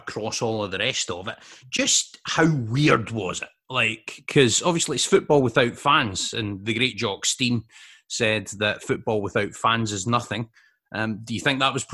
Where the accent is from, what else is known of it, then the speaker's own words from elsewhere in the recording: Scotland, United Kingdom; me being a Scot myself